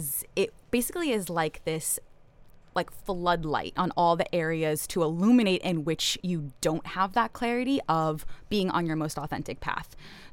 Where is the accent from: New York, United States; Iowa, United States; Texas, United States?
New York, United States; moved away as an adult; also born or lived in East Coast; now in Kauai, United States; I'm from New York.